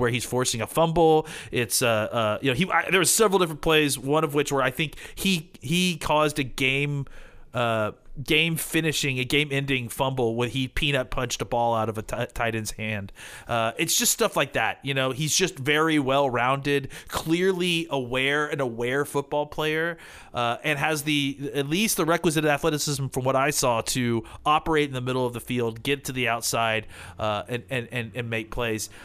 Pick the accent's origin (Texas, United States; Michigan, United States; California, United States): Texas, United States; Dallas; I'm from Dallas